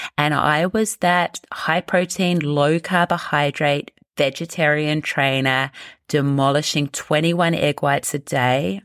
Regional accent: New Zealand; I grew up in New Zealand

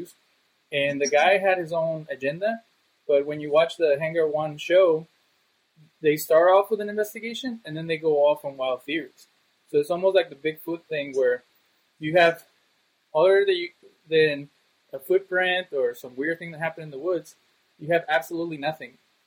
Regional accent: Monterrey, Nuevo León, Mexico; also born or lived in Cancun, Mexico; when I went back to Monterrey, Mexico, where I'm originally from

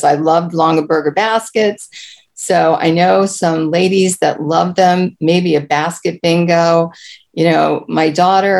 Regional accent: Prince George's County, Maryland, United States; Being born and raised in Prince George's County

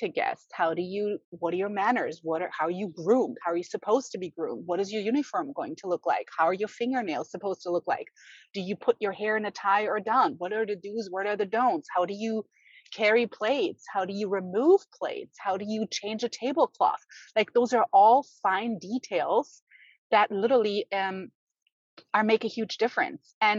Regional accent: Germany; also born or lived in Berlin; now in United States; I was born and raised in Germany

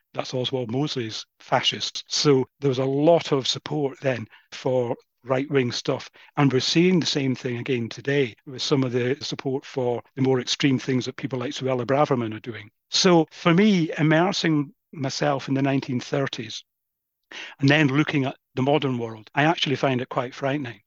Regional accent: Crieff, Scotland, United Kingdom; just outside Crieff, my hometown.

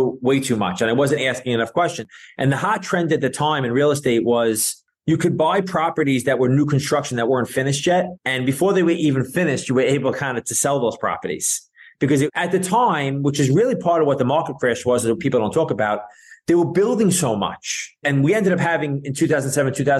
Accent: New York City, New York, United States; I grew up in Brooklyn, New York

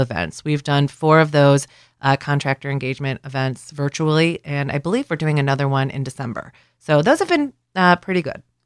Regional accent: Cleveland, Ohio, United States; moved away as an adult; now in Columbus, United States; I'm originally from Cleveland. I came to Columbus for my job with the Ohio Laborers about eleven years ago

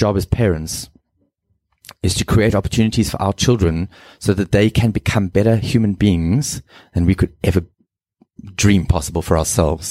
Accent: Cape Town, Western Cape, South Africa; first language English; also born or lived in Zimbabwe; I grew up in Zim and moved to Cape Town and went to a preparatory school there at Durbanville.

